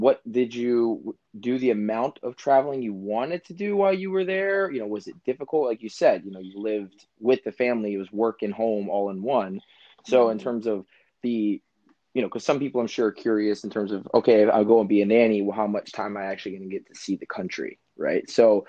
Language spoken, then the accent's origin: English; United States; as an American, right?